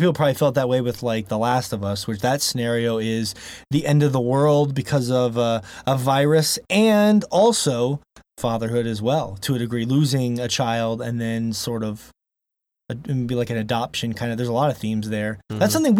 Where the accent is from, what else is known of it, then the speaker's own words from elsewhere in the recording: Maracaibo, Zulia, Venezuela; which feature my city of Maracaibo. In my hometown from Venezuela.